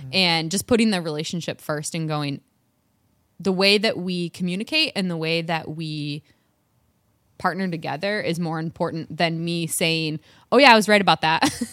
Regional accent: Michigan, United States; accent: Michigan; My Michigan accent

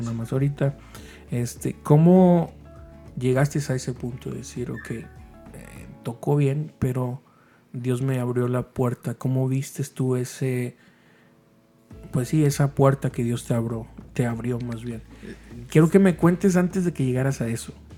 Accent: Mexico; los que somos de México

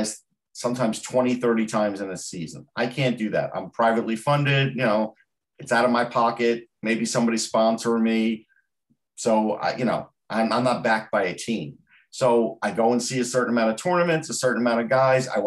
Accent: Long Island, New York, United States; I'm from Long Island

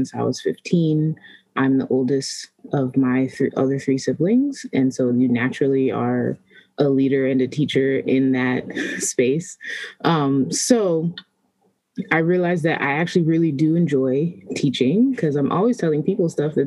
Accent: Maryland, United States; also born or lived in Washington, D.C.; I was born in D.C., but I've been raised mostly in Maryland, all over Maryland

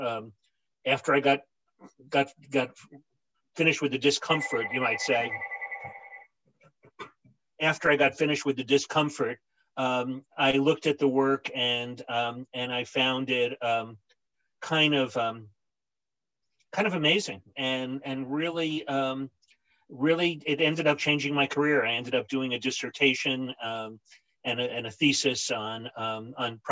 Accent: New York City, New York, United States; also born or lived in St. Louis / Poughkeepsie; I grew up in New York

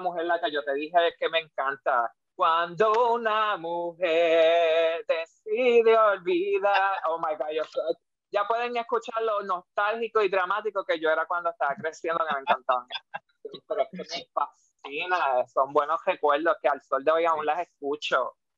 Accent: Puerto Rico; muchos puertorriqueños que escuchamos divas

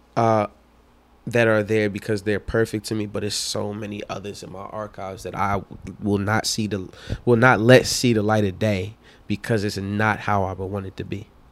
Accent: Philadelphia, Pennsylvania, United States; I'm from North Philly

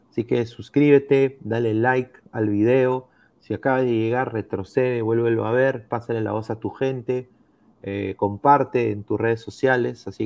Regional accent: Peru; Bueno, como peruano no podría darme por perdido

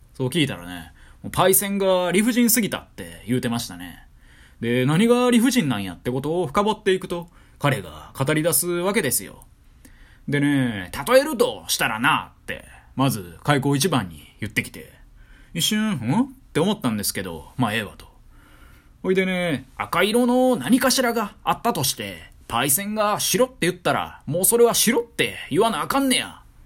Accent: Kyoto, Japan; moved away; 私、地元が京都でして

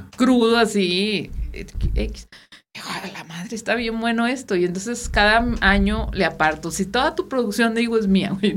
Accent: Guasave, Sinaloa, Mexico; now in Saltillo, Mexico; nosotros somos de Guasave

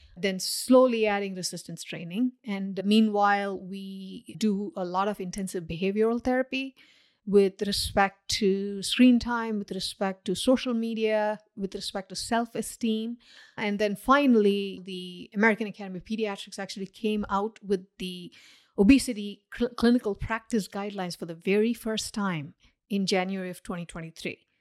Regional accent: India; now in Paramus, United States; I grew up in India, where culturally it's not considered taboo to comment on other people's weight.

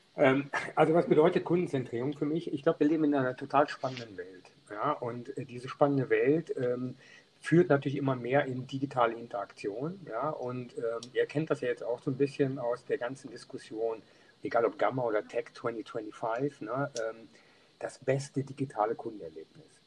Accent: Niederau, North Rhine-Westphalia, Germany; ich bin groß geworden in Niederau, das ist ein Ort in der Nähe von Düren

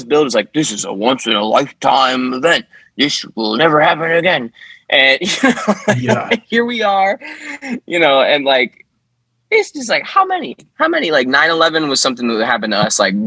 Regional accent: United States; we as American people

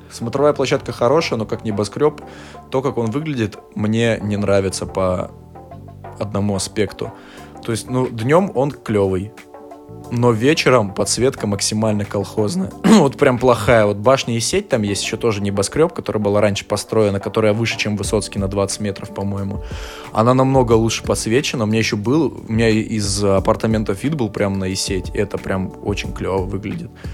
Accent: Omsk, Omsk Oblast, Russia; мой родной город Омск

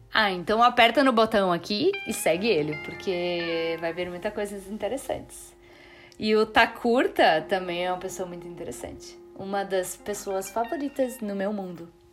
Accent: Brazil; como brasileiro

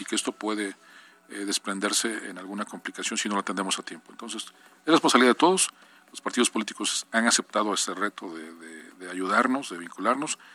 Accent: Acatzingo, Puebla, Mexico; como somos de la región, en mi caso soy de Acatzingo

